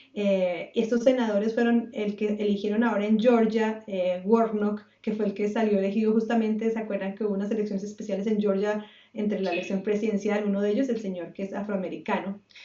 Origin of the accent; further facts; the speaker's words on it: Bogotá, Colombia; now in United States; yo soy Rola